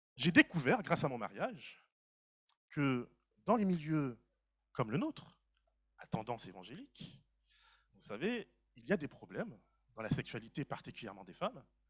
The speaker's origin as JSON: {"language": "French", "country": "Martinique", "said": "moi, en tant que Martiniquais"}